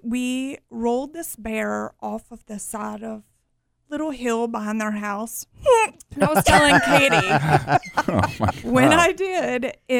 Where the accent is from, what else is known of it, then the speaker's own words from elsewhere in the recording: Southwest Virginia, United States; moved away; I am originally from Southwest Virginia